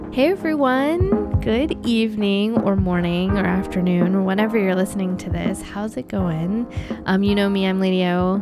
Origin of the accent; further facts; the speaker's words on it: United States; moved away as an adult; now in Canada; as an American here in Canada